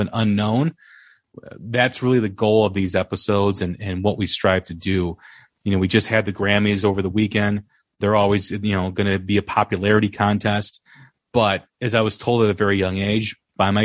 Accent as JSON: {"language": "English", "town": "Chicago", "region": "Illinois", "country": "United States", "said": "I'm from Chicago"}